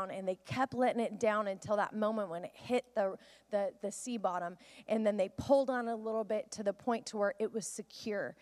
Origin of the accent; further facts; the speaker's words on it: the Northwest, Pacific Northwest, United States; I grew up in the Northwest, and we would go out on a boat often